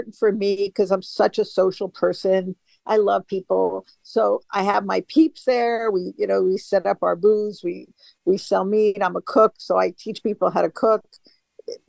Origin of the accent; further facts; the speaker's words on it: New York City, New York, United States; moved away as an adult; now in Boise, United States; I grew up in New York City